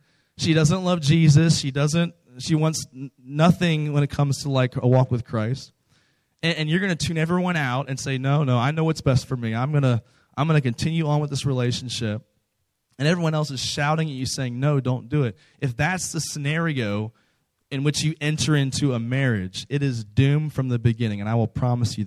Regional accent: close to Washington, D.C., Virginia, United States; moved away as an adult; now in Texas, United States; I'm not from Texas. I'm from the East Coast. I'm from Virginia, close to Washington, D.C.

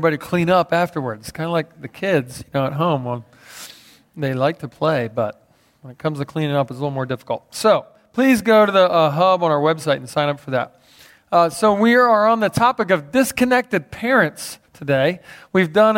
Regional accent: Philadelphia, Pennsylvania, United States; I grew up in Philadelphia

